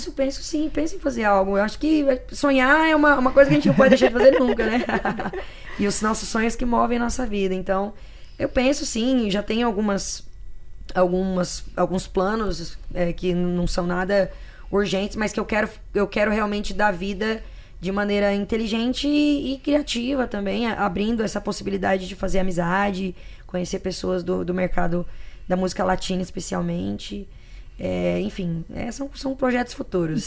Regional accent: Araguaína, Tocantins, Brazil; lá de Araguaína, na cidade onde eu fui criada, no Tocantins

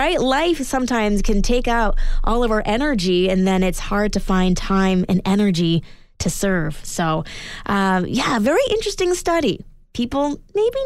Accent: Edmonton, Alberta, Canada; moved away; I grew up in Edmonton, Alberta

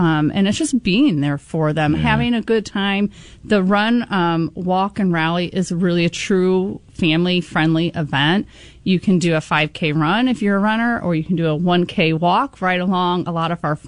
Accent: Metamora / Lowpoint-Washburn area, Central Illinois, United States; I'm originally from here. I actually just live outside of Metamora. I grew up in the community, so I've been around for many years

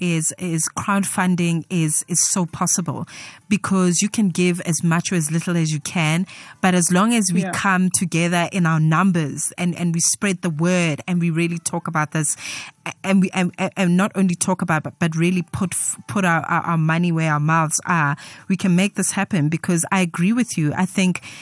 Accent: Soweto, Gauteng, South Africa; I'm a girl from Soweto, ke Motswana

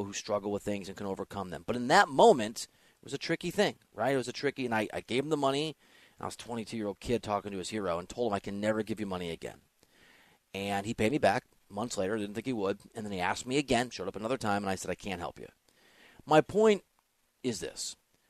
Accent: Iowa, United States; moved away; I was from Iowa like he was

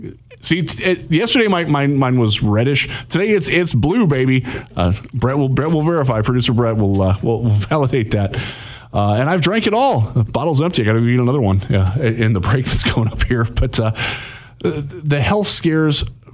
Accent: Vermilion, Ohio, United States; now in Michigan, United States; those of you in my hometown of Vermilion, Ohio.

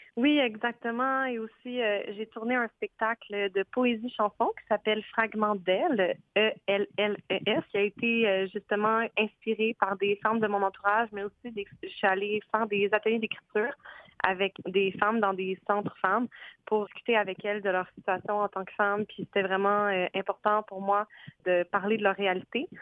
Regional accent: Montreal, Quebec, Canada; first language French; also born or lived in Scotland; je suis viens de l'ouest de l'île, fait que ma langue maternelle, c'est le français

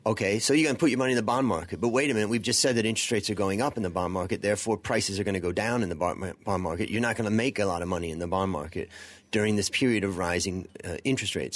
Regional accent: United States; moved away; being an American

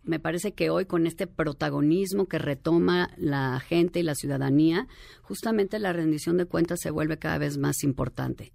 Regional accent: Mexico; vivimos las mujeres de México

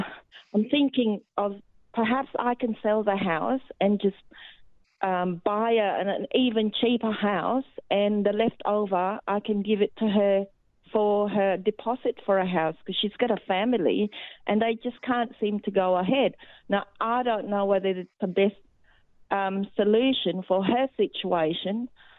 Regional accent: Philippines; now in Australia; My comment is I came from the Philippines about 30-odd years ago, and I can just see what is going on in Australia that's been happening in the Philippines

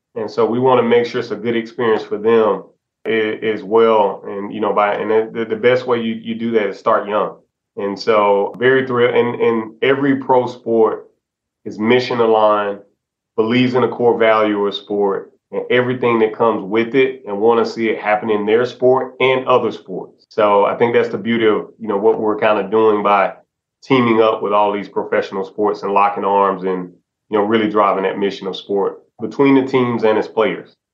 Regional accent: Alabama, United States; my my home state of Alabama

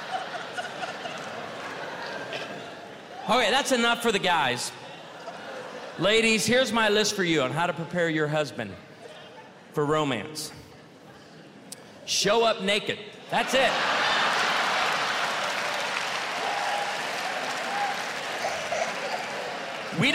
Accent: Illinois, United States; born or raised there

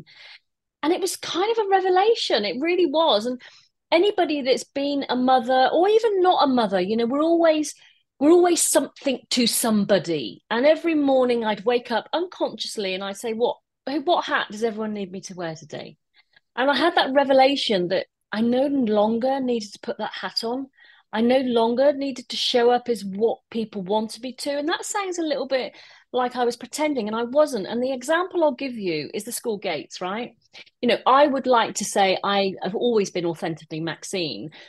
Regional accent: Wolverhampton, West Midlands, United Kingdom; Wolverhampton, which is my hometown where I live

